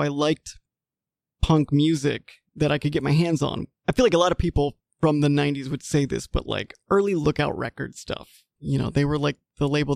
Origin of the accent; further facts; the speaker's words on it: Mississippi, United States; moved away as an adult; also born or lived in Washington, D.C.; I am originally from Mississippi.